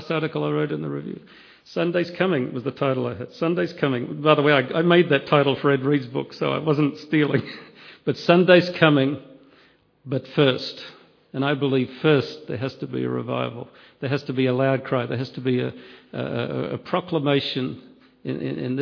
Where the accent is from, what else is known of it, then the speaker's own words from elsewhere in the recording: Australia; I come from Australia